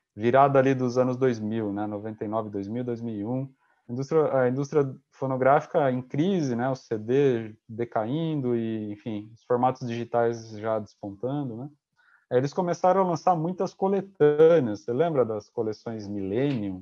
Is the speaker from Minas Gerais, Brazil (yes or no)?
no; interior of São Paulo, Brazil; now in Paraná, Brazil; Eu sou do interior de São Paulo, de uma cidade pequena